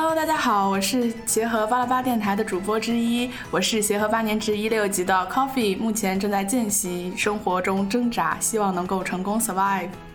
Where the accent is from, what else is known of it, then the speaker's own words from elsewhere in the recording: Xi'an, Shaanxi, China; 因为我也是西安人